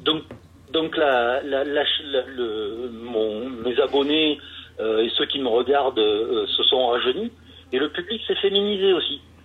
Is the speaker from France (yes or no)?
yes; France; also born or lived in Carcassonne; moi je suis un petit Français qui fait mes vidéos dans mon garage à Carcassonne